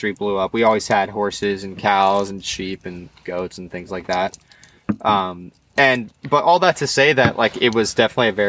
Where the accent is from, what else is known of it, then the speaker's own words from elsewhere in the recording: Lancaster, Pennsylvania, United States; also born or lived in Morro Bay, California; now in San Luis Obispo, United States; I was raised, born and raised in Pennsylvania in a zone called Lancaster